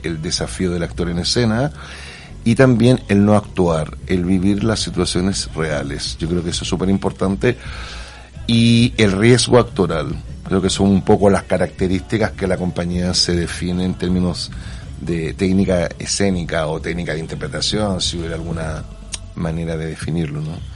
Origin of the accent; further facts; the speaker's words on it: Santiago, Santiago Metropolitan Region, Chile; moved away as an adult; now in Barcelona, Spain; soy de Santiago. Santiago adoptado hace 20 años aquí en Barcelona